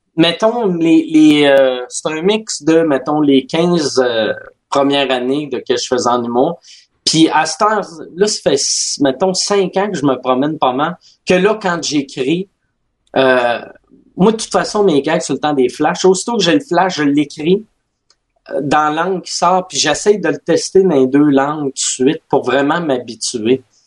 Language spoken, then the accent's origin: French; Quebec City, Quebec, Canada; born or raised there; first language French and English